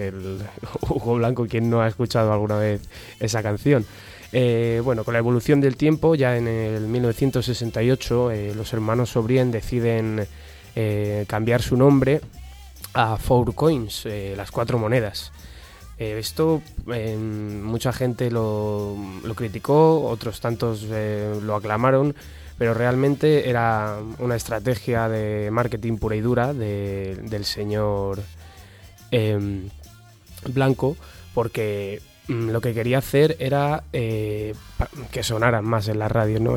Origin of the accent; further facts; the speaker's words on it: Spain; nuestra España cañí de aquellos años